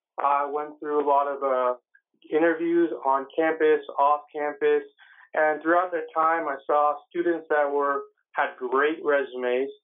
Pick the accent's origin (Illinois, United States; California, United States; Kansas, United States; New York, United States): California, United States; San Jose; I actually grew up in the Bay Area, San Jose, California.